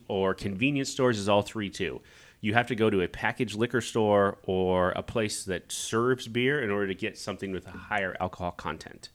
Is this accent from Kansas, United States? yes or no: yes; Kansas, United States; moved away; I grew up in Kansas